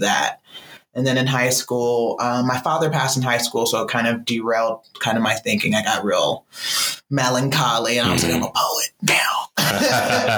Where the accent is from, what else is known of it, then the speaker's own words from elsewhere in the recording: Los Angeles, California, United States; Originally from South Central L.A.